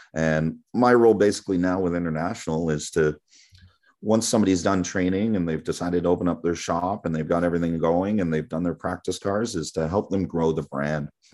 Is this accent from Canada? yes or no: yes; Toronto, Ontario, Canada; moved away as an adult; I'm born and raised in Toronto.